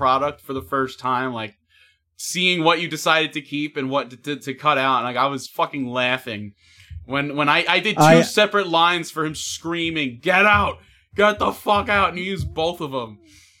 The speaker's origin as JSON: {"language": "English", "region": "New York", "country": "United States", "said": "Yeah, I'm from New York."}